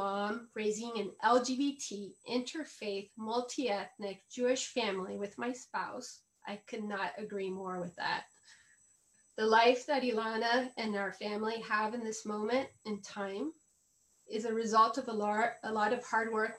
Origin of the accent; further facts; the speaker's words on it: Colombia; moved away as an adult; also born or lived in Los Angeles; now in United States; I am a Colombian woman, raised Catholic